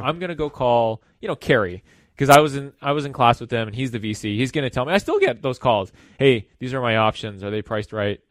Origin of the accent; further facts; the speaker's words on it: Los Angeles, California, United States; I was born and raised in Los Angeles